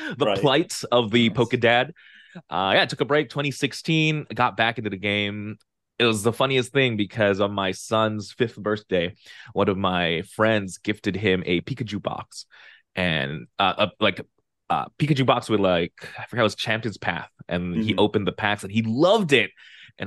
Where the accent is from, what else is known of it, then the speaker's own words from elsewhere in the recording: Philippines; I'm from the Philippines